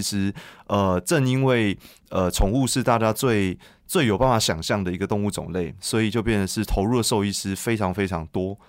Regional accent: Taipei, Taiwan; moved away as an adult; now in Yunlin, Taiwan; 从小在台北长大，那我现在已经把户籍搬到云林已经八年了

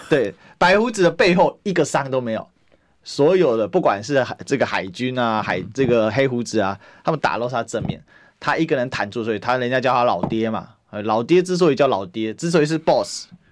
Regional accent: Kaohsiung, Taiwan; 我们高雄人

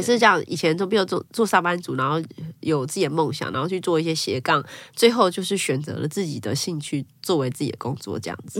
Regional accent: Taiwan; 我是台湾人，我一定要说我是台湾人

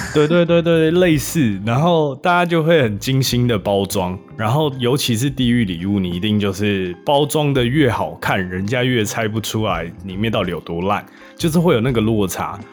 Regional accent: Taiwan; now in Seattle, United States; 我小时候在台湾长大

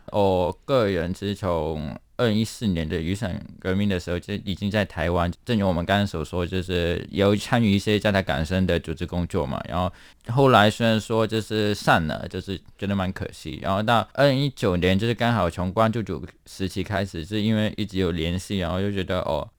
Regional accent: Hong Kong; now in Taiwan; 我们作为个台港人

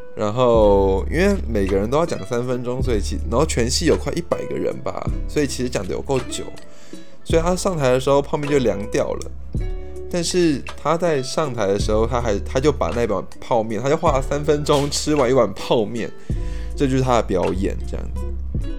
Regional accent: Taipei, Taiwan; also born or lived in Kaohsiung; 我是图像图的台北小孩

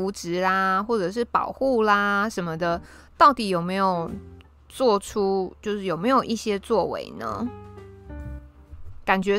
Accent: Taiwan; 身为台湾人真的是好惨哦，

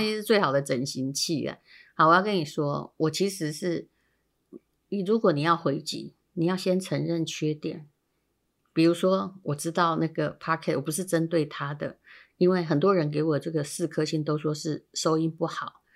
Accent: Yilan County, Taiwan; 我是宜兰人嘛

